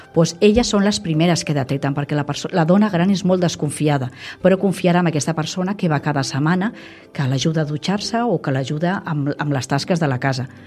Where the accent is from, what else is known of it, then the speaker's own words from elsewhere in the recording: Vilanova i la Geltrú, Catalonia, Spain; now in El Vendrell, Spain; sóc de, del Vendrell, bueno, de Vilanova, però adoptada de, del Vendrell